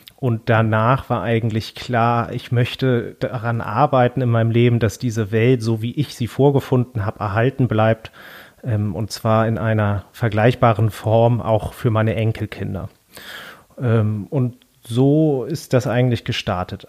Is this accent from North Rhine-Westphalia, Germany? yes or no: no; Hamburg, Germany; den Ort, wo ich aufgewachsen bin, also am Rande Hamburgs